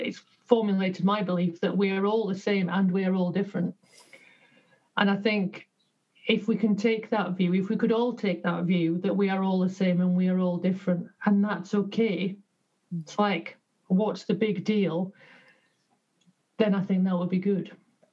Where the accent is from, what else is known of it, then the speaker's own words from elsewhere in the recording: Yorkshire and the Humber, United Kingdom; So I was born in Yorkshire to working class parents